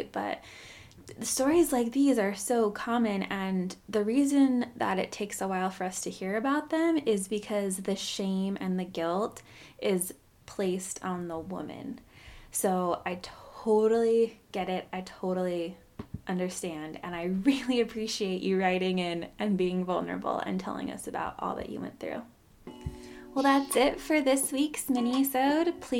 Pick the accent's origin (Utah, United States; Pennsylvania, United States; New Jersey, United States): Utah, United States; Orem; I guess because I grew up in Orem, as far as I knew, that wasn't a thing.